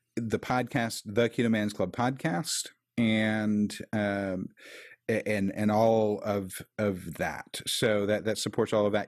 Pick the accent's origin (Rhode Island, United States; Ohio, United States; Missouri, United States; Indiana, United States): Missouri, United States; Kansas City; I'm from Kansas City